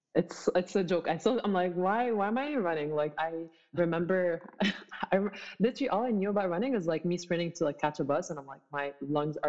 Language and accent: English; Abu Dhabi, United Arab Emirates; moved away as an adult; also born or lived in Egypt; now in Toronto, Canada; I am a Muslim Egyptian. I was born and raised in Abu Dhabi